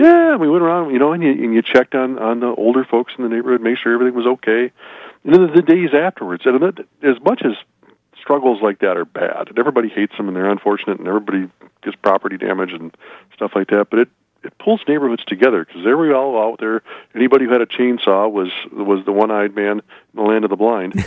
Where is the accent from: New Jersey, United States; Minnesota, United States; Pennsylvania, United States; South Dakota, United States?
South Dakota, United States